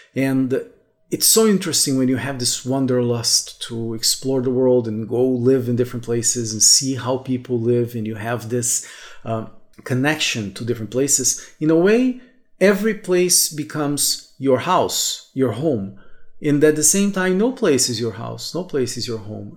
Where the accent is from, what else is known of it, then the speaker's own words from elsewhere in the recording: Brazil; moved away as an adult; also born or lived in Brasília; I could go back to uh, my hometown, to this house for my parents every three, four months or so. Like, because in Brazil